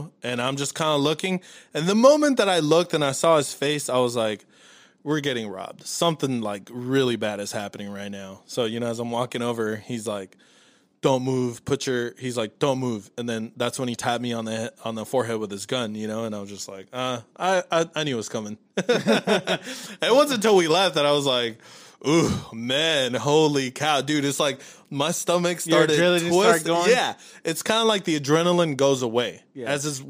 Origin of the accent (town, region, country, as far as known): Los Angeles, California, United States; born or raised there; now in Dallas, United States